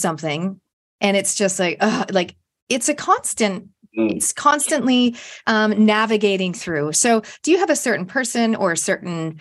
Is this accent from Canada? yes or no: yes; Canada; moved away as an adult; now in New Zealand; my home country where I'm genetically from, but I've only visited multiple times